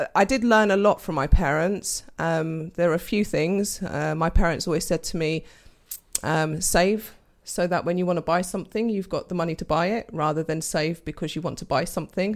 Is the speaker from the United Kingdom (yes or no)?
yes; London, United Kingdom; moved away as an adult; also born or lived in Portugal (parents); now in Daventry, United Kingdom; I was born and bred in London with my brother